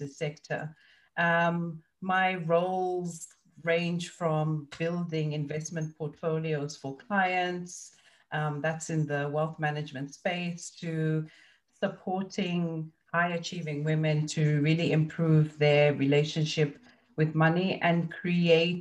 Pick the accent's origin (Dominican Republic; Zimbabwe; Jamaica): Zimbabwe; moved away; I grew up in Zimbabwe and it's a cash economy